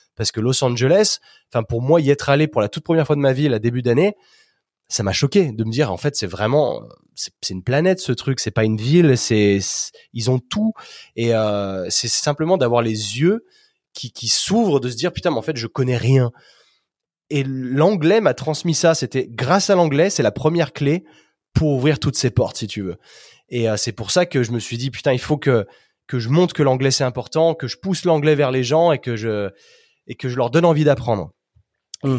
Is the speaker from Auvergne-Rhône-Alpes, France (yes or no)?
yes; Chambéry, Auvergne-Rhône-Alpes, France; moved away as an adult; also born or lived in United States / Australia / England / Spain; now in Chambéry, France; je suis originaire de Chambéry, donc euh, dans les Alpes